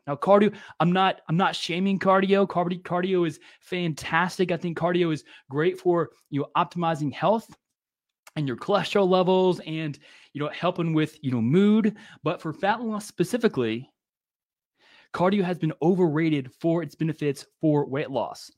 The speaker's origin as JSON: {"language": "English", "region": "Louisiana", "country": "United States", "tie": "born or raised there", "said": "growing up in Louisiana"}